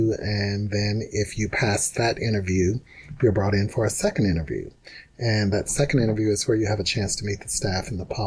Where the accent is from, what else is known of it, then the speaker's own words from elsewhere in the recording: Mississippi, United States; moved away as an adult; also born or lived in Tennessee; now in Seattle, United States; I'm from Mississippi.